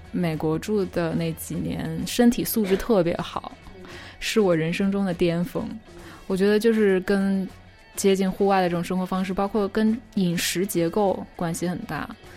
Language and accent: Chinese; Qingdao, Shandong, China; moved away as an adult; also born or lived in Hangzhou / California; 我是青岛人嘛， 青岛里，就是海边儿嘛